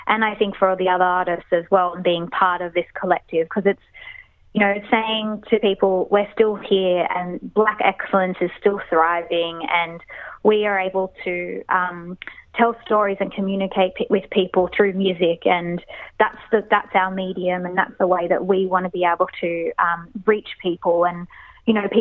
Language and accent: English; Sydney, New South Wales, Australia; we grew up all together in Sydney